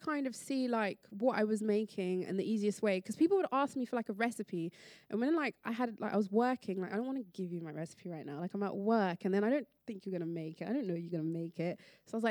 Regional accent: London, United Kingdom; growing up in London, in a city, I was never on a farm.

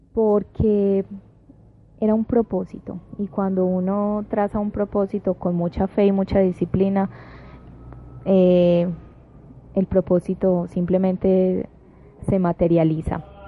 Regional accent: Medellín, Antioquia, Colombia

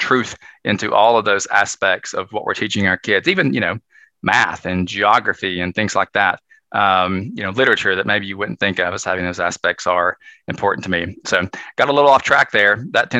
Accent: Northeast Tennessee, United States; I grew up in Northeast Tennessee, very small town

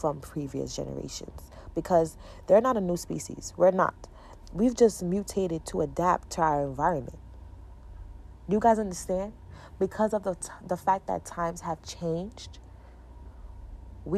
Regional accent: New York, United States; I'm from New York

